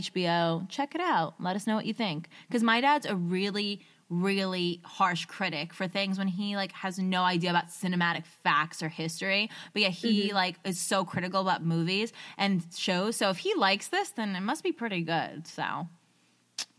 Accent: New Jersey, United States; We're from New Jersey

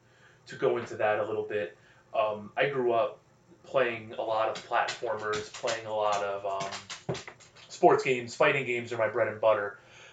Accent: North Central New Jersey, United States; I've grown up in this area of New Jersey my whole life.

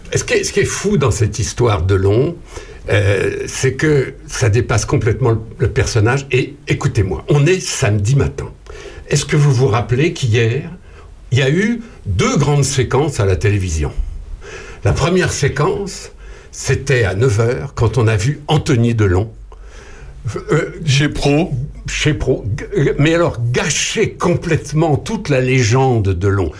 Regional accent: Ardennes, Grand Est, France; moved away; moi je suis né dans les Ardennes il y a un certain temps déjà.

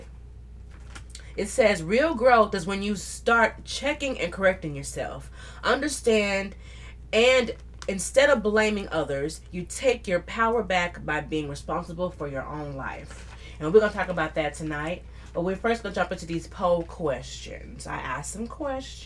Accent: the South, United States; accent: southern; with my southern accent

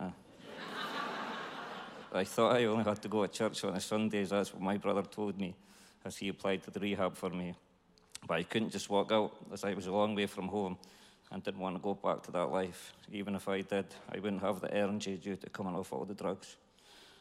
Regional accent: Dundee, Scotland, United Kingdom; I'm from Dundee. I was brought up by mum and dad and had a good childhood

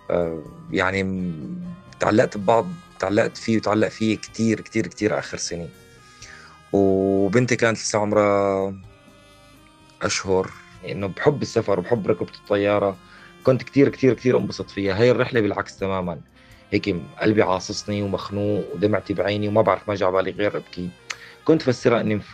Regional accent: Homs, Homs Governorate, Syria; born there; moved away as an adult; آه، من مواليد حمص 1985 آه، نحن من عائلة متوسطة الدخل

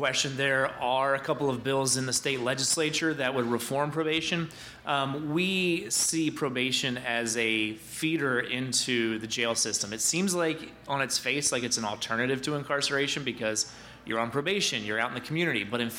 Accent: Harrisburg, Pennsylvania, United States; I'm from the Harrisburg area

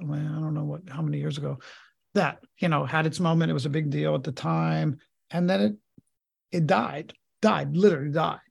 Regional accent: Pittsburgh, Pennsylvania, United States; if you're not a Steelers fan, where I was raised, you get sent out

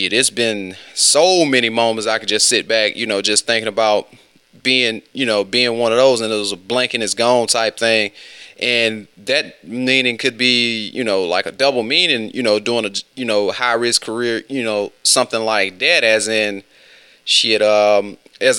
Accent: West Alabama, United States; I'm from West Alabama

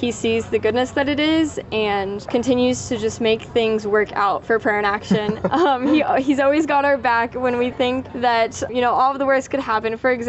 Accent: Smith Center, Kansas, United States; I'm originally from Smith Center, Kansas

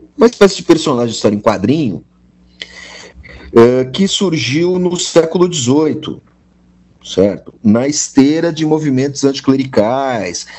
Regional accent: Serra Gaúcha, Rio Grande do Sul, Brazil; sou gaúcho, criado na Serra, gaúcha, onde todo mundo é branco de olho azul

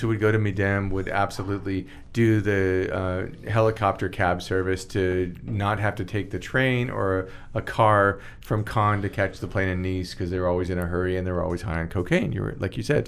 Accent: Stockton, California, United States; moved away; also born or lived in Bakersfield, California / San Diego, California / Los Angeles, California; I was born in Stockton, California

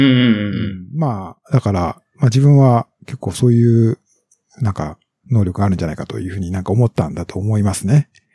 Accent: Nagahama, Shiga, Japan; accent: Kansai-ben; moved away; 滋賀県の長浜市の出身ですね

